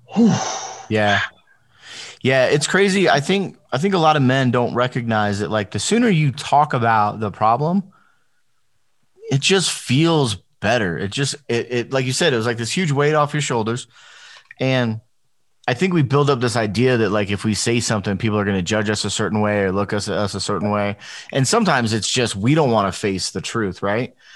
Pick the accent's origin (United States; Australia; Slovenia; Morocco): United States; Las Vegas, Nevada; I grew up, so I grew up in Las Vegas, but I grew up in in the hood part of Las Vegas.